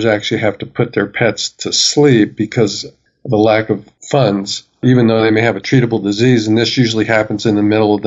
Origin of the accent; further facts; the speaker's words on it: Colorado, United States; I'm really busy in Colorado, my home state.